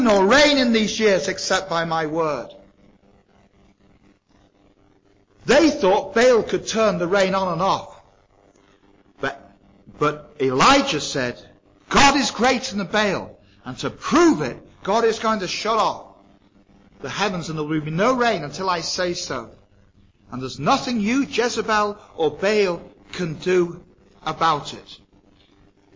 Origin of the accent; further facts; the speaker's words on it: England, United Kingdom; moved away as an adult; now in Ireland; I grew up in England. I've been in Ireland now for 40 years.